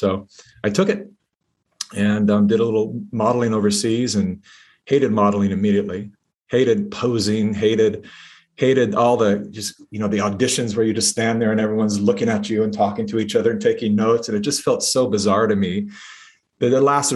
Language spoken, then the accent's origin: English; Sacramento, California, United States; moved away as an adult; also born or lived in Hollywood; my hometown of Sacramento, California